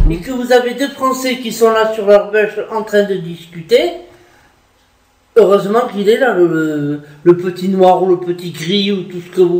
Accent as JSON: {"language": "French", "country": "France", "said": "je suis française, ok. Je m'estime 100% française."}